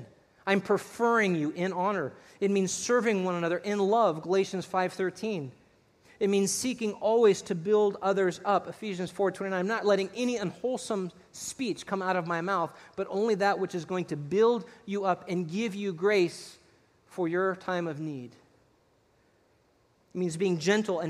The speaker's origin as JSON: {"language": "English", "region": "Texas", "country": "United States", "said": "I'm Texan. 100% man."}